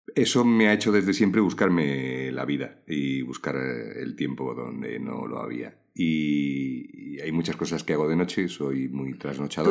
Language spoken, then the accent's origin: Spanish; Toledo, Castilla-La Mancha, Spain; also born or lived in Galicia; yo nací en Toledo. Mi infancia son recuerdos de un patio de Toledo.